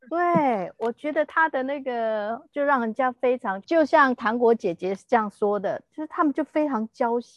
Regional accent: Taiwan; moved away as an adult; also born or lived in Shanghai; 即使我们当时候都还是台胞的身份，

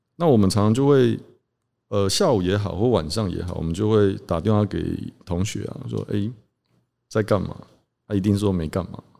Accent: Taitung County, Taiwan; moved away as an adult; also born or lived in Tainan; 小在台东长大

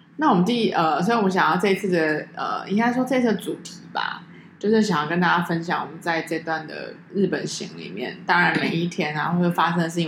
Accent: Taiwan; 你知道我们台湾人很喜欢日本人吗

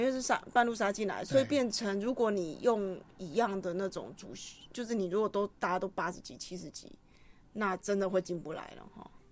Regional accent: Kaohsiung, Taiwan; 我们学校就七贤国中，不，不，七贤国小，高雄的嗯。七贤国小

